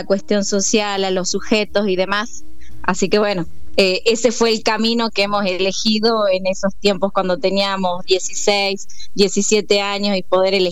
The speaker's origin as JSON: {"language": "Spanish", "town": "San Salvador de Jujuy", "region": "Jujuy", "country": "Argentina", "tie": "born or raised there", "said": "Sí, así es bien capitalina, este, también con, con cierto con cierto aprecio al campo, a una, una localidad como es San Antonio"}